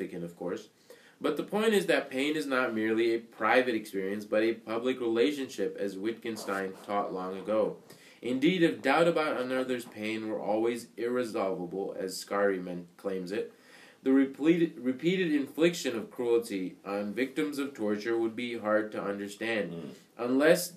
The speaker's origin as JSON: {"language": "English", "country": "India", "tie": "born or raised there", "moved": "yes", "said": "I grew up in India"}